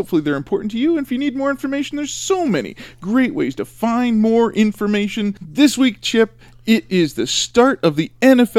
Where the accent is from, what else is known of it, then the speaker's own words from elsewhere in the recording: Chicago, Illinois, United States; I grew up in Chicago